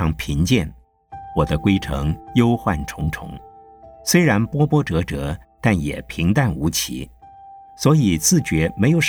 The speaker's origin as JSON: {"language": "Chinese", "town": "Nantong", "region": "Jiangsu", "country": "China", "tie": "born there", "said": "我的出生地是在江苏南通狼山前面的小娘港附近，据说我的祖先是从长江三角洲的崇明岛上。搬到南通去的"}